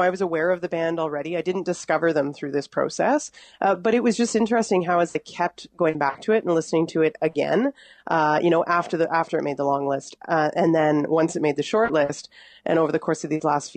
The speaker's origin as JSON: {"language": "English", "town": "Mississauga", "region": "Ontario", "country": "Canada", "tie": "born or raised there", "said": "I'm born and raised in Mississauga"}